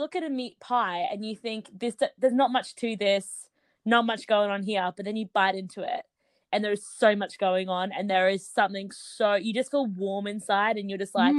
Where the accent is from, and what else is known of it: Brisbane, Queensland, Australia; moved away as an adult; now in London, United Kingdom